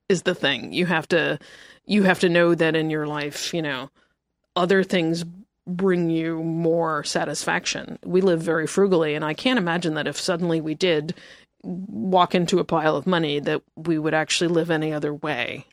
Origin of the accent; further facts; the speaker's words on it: United States; also born or lived in New York; now in Los Angeles, United States; I am from New Jersey and New York